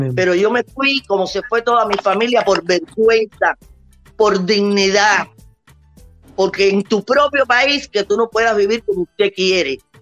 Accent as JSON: {"language": "Spanish", "country": "Cuba", "tie": "born or raised there", "moved": "as an adult", "lives_now": "United States", "said": "yo soy cubana porque nací en Cuba, pero soy americana por agradecimiento"}